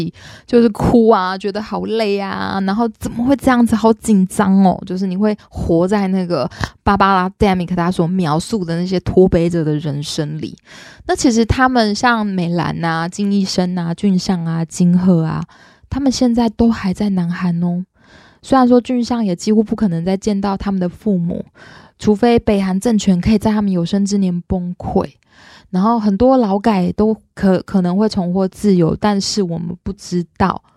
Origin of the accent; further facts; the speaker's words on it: Taiwan; born there; 很多时候啊，我们生在台湾会觉得理所当然